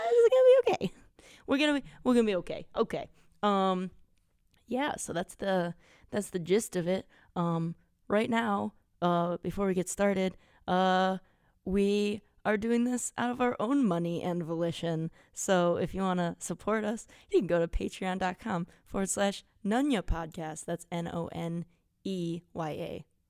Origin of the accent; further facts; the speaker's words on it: Wisconsin, United States; we're from Wisconsin